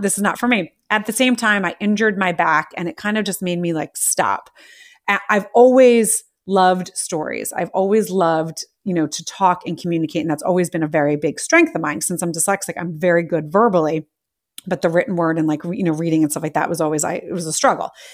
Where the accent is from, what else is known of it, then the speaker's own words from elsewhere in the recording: United States; I'm American